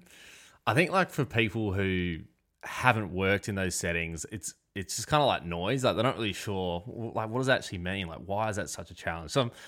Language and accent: English; Perth, Western Australia, Australia; I think I grew up in Perth, where rugby union is huge.